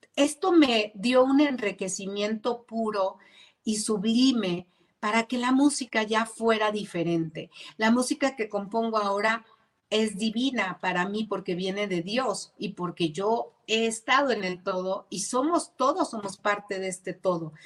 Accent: Zapopan, Jalisco, Mexico

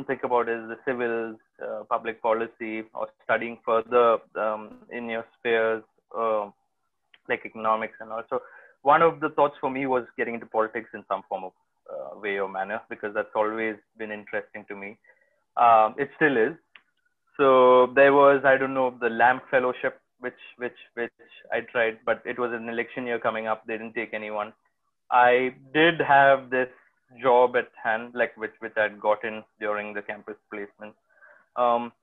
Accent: Kochi, Kerala, India; also born or lived in Delhi; now in Bombay, India; I am from Kochi in Kerala

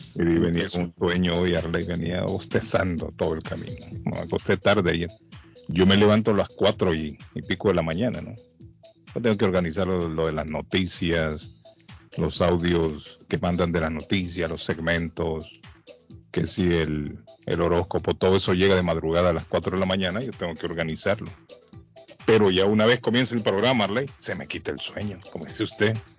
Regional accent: Honduras; now in Massachusetts, United States; en Honduras, en mi país

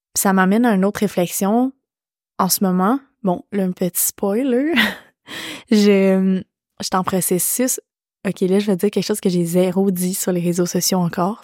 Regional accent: Quebec, Canada; L'hiver fait partie de ma vie en tant que québécoise

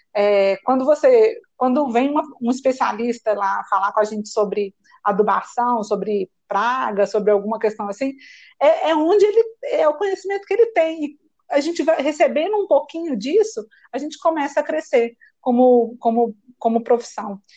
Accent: Belo Horizonte, Minas Gerais, Brazil; eu escolhi fazer um curso técnico que existe na minha cidade, eu sou de Belo Horizonte

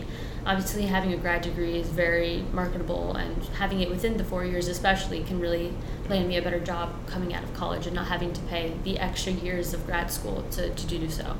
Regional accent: East Haven, Connecticut, United States; first language Spanish; English is a second language; also born or lived in Guilford, Connecticut; I grew up in East Haven, I was born here, but my first language is Spanish

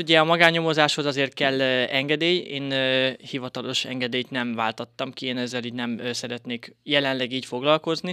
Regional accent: Bátaszék, Tolna, Hungary; also born or lived in Szekszárd / Bali, Indonesia; én Bátaszéken születtem, 91-ben

